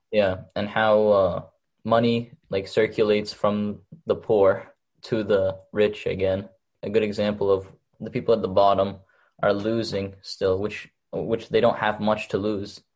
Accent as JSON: {"language": "English", "country": "Egypt", "tie": "born or raised there", "moved": "yes", "lives_now": "Chelmsford, United States", "said": "I was born in Egypt"}